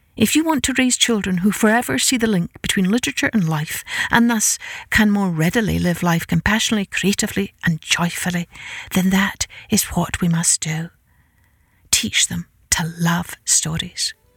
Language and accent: English; Scotland, United Kingdom; I grew up in Scotland with an Irish father